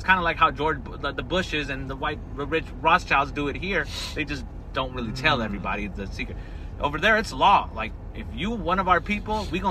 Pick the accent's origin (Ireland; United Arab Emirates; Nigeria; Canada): United Arab Emirates; Dubai; born there; I was born in Dubai, but in Arabic, I have a Indian citizenship, like Indian birth certificate.